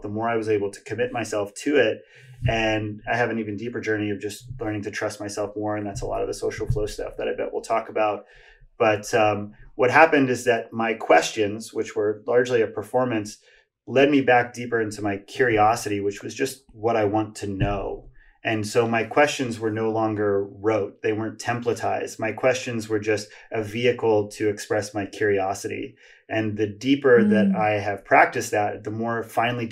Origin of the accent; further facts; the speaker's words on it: Hawaii, United States; I grew up in Hawaii and had a lot of difficulty making friends and fitting